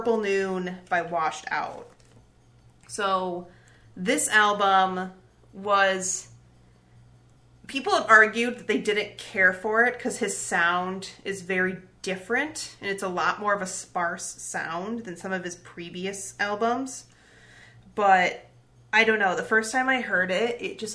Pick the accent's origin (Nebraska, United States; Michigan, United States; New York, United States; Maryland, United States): Michigan, United States; Detroit; my actual hometown of Detroit, Michigan